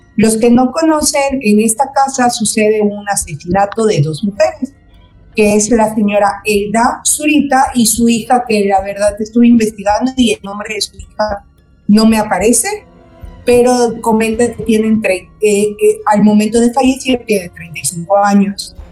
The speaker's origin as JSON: {"language": "Spanish", "town": "Mérida", "region": "Yucatán", "country": "Mexico", "said": "gente que somos igual acá de Mérida, porque yo soy de Mérida"}